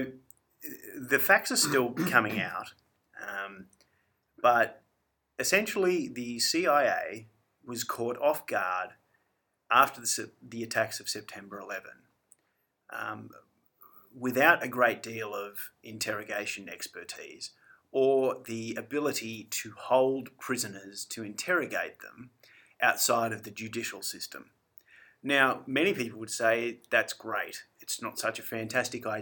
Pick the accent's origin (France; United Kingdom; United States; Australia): Australia; being an Australian